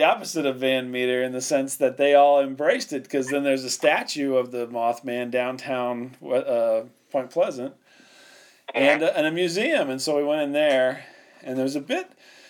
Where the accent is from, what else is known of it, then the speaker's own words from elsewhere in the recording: Canada; I'm Canadian.